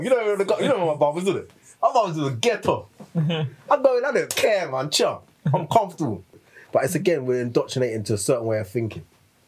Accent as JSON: {"language": "English", "region": "East of England", "country": "United Kingdom", "accent": "Suffolk", "said": "I would come down here and my Suffolk accent would come on. I'll go back to London."}